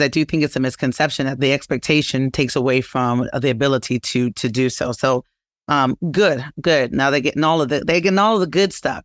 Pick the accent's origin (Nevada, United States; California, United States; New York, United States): New York, United States; New York City; I'm from Brooklyn